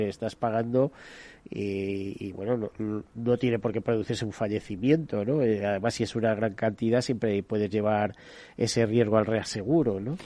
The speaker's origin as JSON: {"language": "Spanish", "country": "Spain", "said": "los españoles"}